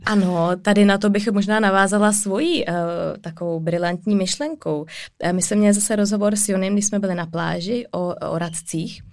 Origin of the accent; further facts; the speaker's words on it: Czechia; jsme my Češi jako rodiče